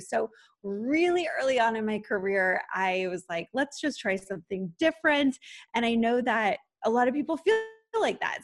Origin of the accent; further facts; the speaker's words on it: San Diego, California, United States; moved away as an adult; also born or lived in Los Angeles; I moved from San Diego where I grew up to Los Angeles